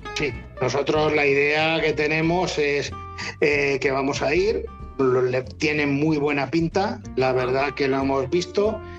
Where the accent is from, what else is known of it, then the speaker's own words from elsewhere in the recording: Rubí, Catalonia, Spain; soy de Rubí o de San pero Tarrasa lo tengo al lado